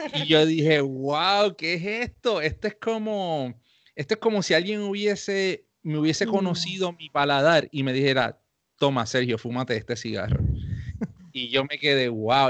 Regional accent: Puerto Rico; los dos somos puertorriqueños

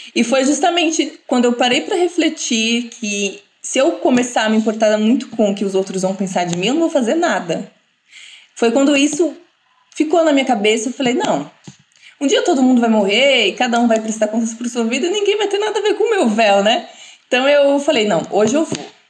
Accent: Brazil; sou brasileira, não tenho nenhuma descendência

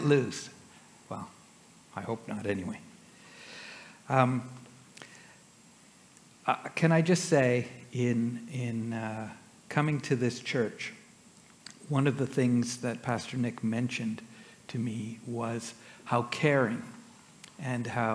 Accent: Canada; also born or lived in Beijing, China; being a Canadian boy

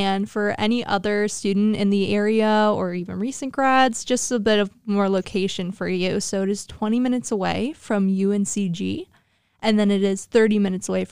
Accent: Hilliard, Ohio, United States; I am from Hilliard, Ohio

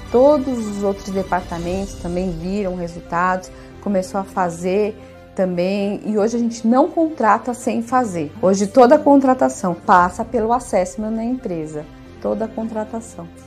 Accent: Diadema, São Paulo, Brazil; eu sou de Diadema.

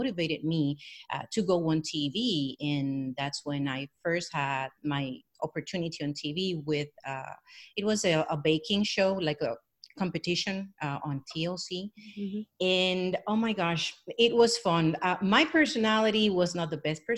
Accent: Puerto Rico; also born or lived in New York; I was born in New York, but I was raised in Puerto Rico.

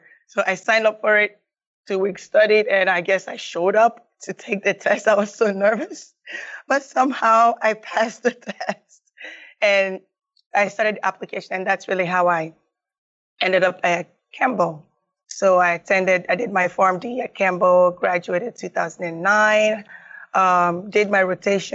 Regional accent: Nigeria; also born or lived in Raleigh, North Carolina / Asheville, North Carolina; now in United States; I was born and raised in Nigeria and I came to the U.S. maybe in 1997.

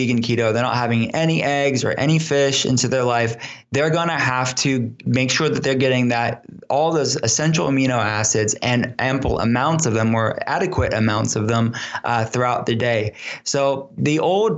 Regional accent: Pittsburgh, Pennsylvania, United States; I'll be in Pittsburgh, here in my hometown

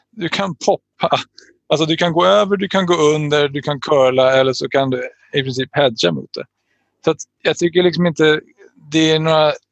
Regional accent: Täby, Stockholm County, Sweden; Jag tror att folk kanske tittar utifrån på mig som att jag är från Täby, bortskämd snorunge oftast

